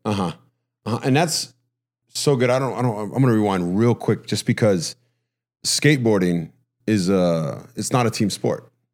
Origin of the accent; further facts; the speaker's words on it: Huntington, United States; growing up in Huntington